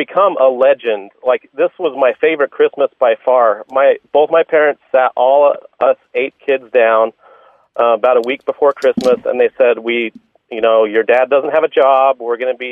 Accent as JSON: {"language": "English", "region": "Utah", "country": "United States", "tie": "born or raised there", "said": "I grew up in Utah"}